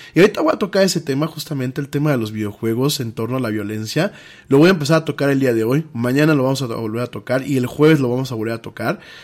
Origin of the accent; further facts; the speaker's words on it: Mexico; somos los mexicanos